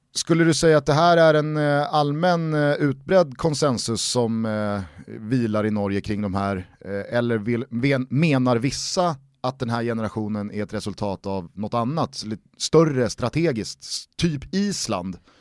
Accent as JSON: {"language": "Swedish", "country": "Sweden", "said": "man som svensk fotbollssupporter"}